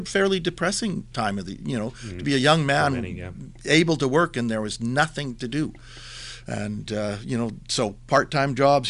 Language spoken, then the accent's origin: English; Nanaimo, British Columbia, Canada; also born or lived in Edmonton / Vancouver / Victoria; I was born and raised in Nanaimo. I've spent a few years in other cities like Edmonton, Vancouver, and Victoria, but returned home.